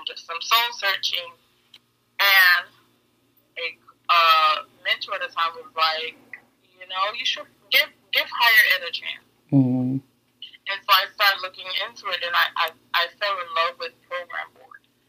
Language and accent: English; Fort Lauderdale, Florida, United States; I grew up in Lauderdale, Deepside